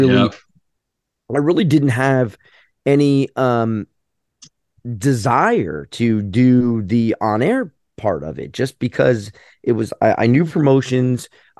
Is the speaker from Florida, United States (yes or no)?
yes; St. Petersburg, Florida, United States; growing up in St. Pete